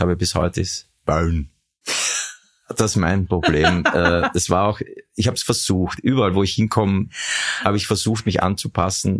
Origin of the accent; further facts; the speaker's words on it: Vienna, Austria; also born or lived in Weiz, Styria; wir sind dann sehr schnell in, in den 17. Wiener Gemeindebezirk nach Hernals gezogen, mhm. bin gebürtiger Hernalser eigentlich.